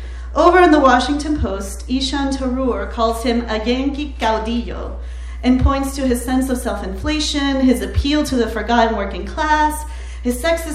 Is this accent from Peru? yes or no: yes; Peru; moved away; I'm originally from Peru, a country that has seen its fair share of authoritarian regimes, the latest of which occurred while I was still in high school.